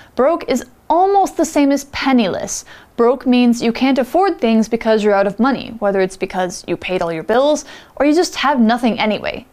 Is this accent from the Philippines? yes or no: no; United States; as an American